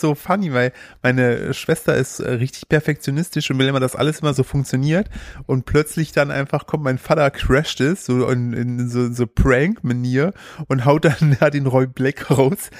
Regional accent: Sauerland, North Rhine-Westphalia, Germany; als Sauerländer

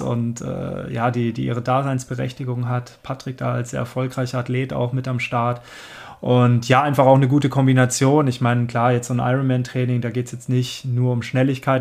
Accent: Swabia, 30 km from Stuttgart, Baden-Württemberg, Germany; moved away; also born or lived in Cologne; ich komme ursprünglich aus dem Schwabeländle und äh, 30 Kilometer von Stuttgart entfernt

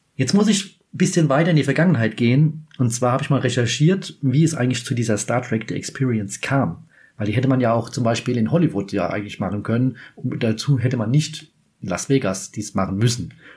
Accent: Kaiserslautern, Rhineland-Palatinate, Germany; ich komme aus Kaiserslautern.

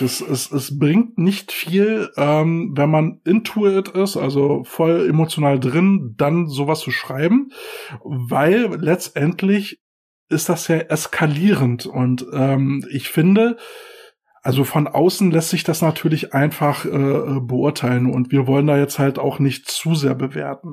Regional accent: Berlin, Germany; bei uns in Berlin

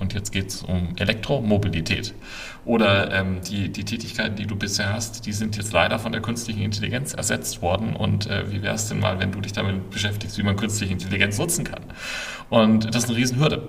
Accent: Würzburg, Bavaria, Germany; also born or lived in Berkeley; now in Ammersee, Germany; ich bin eigentlich gebürtiger Würzburger, wohne jetzt aber seit vielen Jahren außerhalb von München am Ammersee

